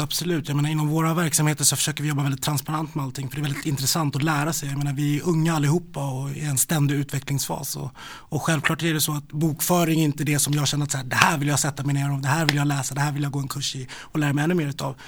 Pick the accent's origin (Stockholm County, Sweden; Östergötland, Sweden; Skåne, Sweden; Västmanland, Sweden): Stockholm County, Sweden; Stockholm; also born or lived in Rinkeby; Jag är eh, född i Rinkeby och eh, uppväxt i Vällingby-Hässelby i Västerort